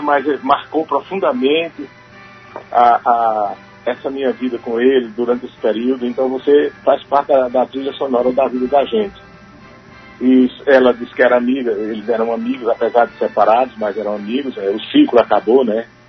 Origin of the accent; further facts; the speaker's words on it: Sertão, Northeast Region, Brazil; eu sou sertanejo